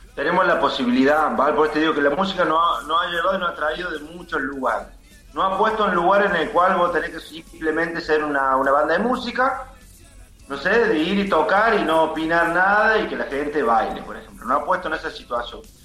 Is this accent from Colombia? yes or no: no; Córdoba, Argentina; Nosotros somos de Villa Libertador